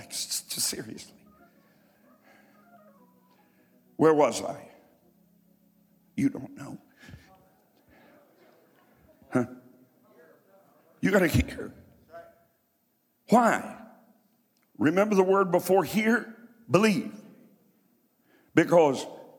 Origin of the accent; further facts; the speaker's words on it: Martin County, Kentucky, United States; moved away; also born or lived in Columbus, Ohio; I'm from Martin County, Kentucky. Where nobody ever had anything.